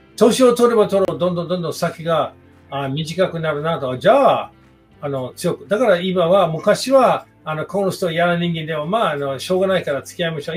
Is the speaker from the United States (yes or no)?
yes; United States; Japanese is a second language; moved away as an adult; now in Japan